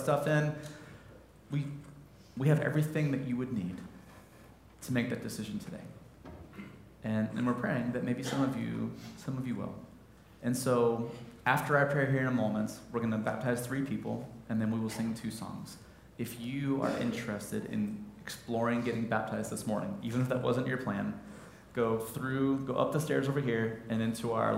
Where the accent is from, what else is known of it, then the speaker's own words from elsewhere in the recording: Midwest, United States; I'm a Midwesterner.